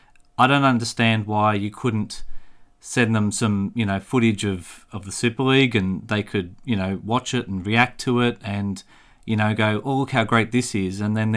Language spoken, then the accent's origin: English; Australia; I'm Australian